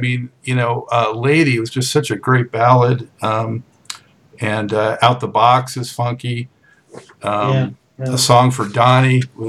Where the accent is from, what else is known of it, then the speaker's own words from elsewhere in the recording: Los Angeles, California, United States; I grew up in Los Angeles, went to Santa Monica High School